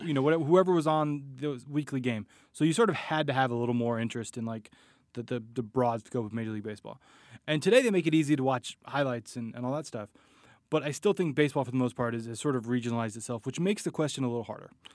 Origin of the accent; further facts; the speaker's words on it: Bay Area, California, United States; I grew up in the Bay Area